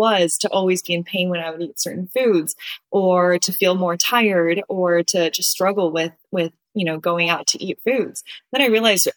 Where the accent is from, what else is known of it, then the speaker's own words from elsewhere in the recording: Southern California, United States; I am originally from Southern California, went to UCLA